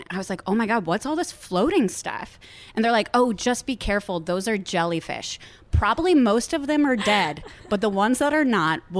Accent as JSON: {"language": "English", "town": "Cleveland", "region": "Ohio", "country": "United States", "tie": "born or raised there", "also_born_or_lived": "Boston", "moved": "as an adult", "lives_now": "Los Angeles, United States", "said": "I grew up in the Midwest. Yes in Cleveland, Ohio."}